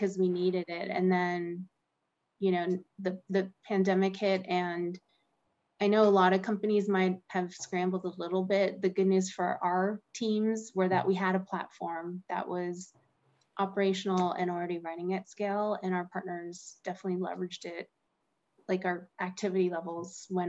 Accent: Pittsburgh, Pennsylvania, United States; now in Austin, United States; I grew up in Pittsburgh

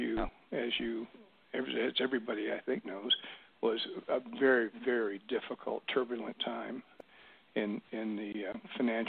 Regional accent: Bryan, Ohio, United States; moved away as an adult; also born or lived in Milwaukee; I am from Bryan, Ohio. It's a small town in northwest Ohio

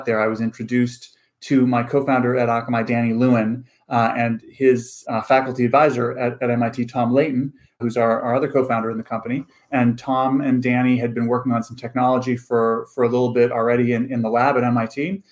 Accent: Vancouver, British Columbia, Canada; moved away as an adult; also born or lived in Stanford; I grew up in Vancouver, Canada, on the West Coast, but North.

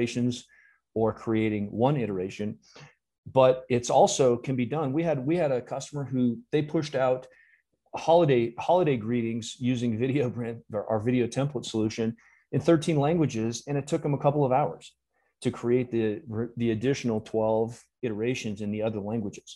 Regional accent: California, United States; also born or lived in Minnesota; being a Californian

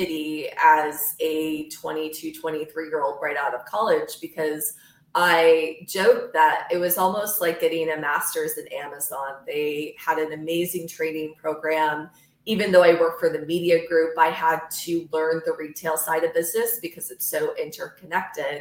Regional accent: Michigan, United States; moved away as an adult; also born or lived in New York City; I grew up in Michigan.

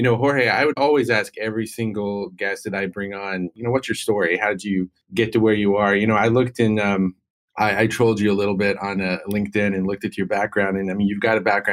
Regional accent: North Carolina, United States; I come from North Carolina

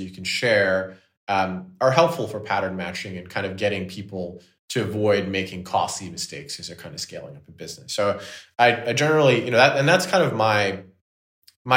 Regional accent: Canada; I'm Canadian

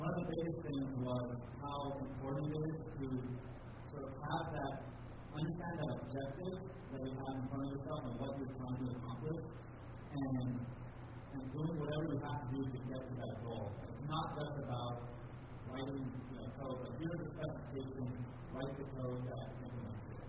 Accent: Japan; moved away as an adult; also born or lived in United States; I was born and raised in Japan, so I did an international school education, and then eventually went to college in the U.S.

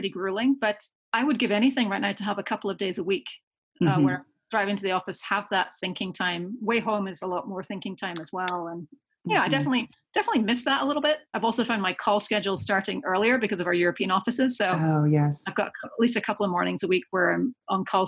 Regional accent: Scotland, United Kingdom; now in East Bay, United States; I grew up in Scotland.

